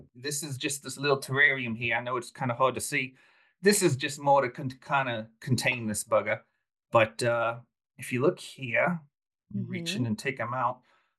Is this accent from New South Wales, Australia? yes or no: no; Melbourne, Victoria, Australia; Did I am. Born and raised in Melbourne.